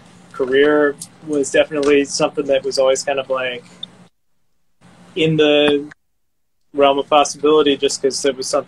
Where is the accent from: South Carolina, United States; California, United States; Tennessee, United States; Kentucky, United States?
Tennessee, United States; East; because I'm from East Tennessee, which is like Appalachia.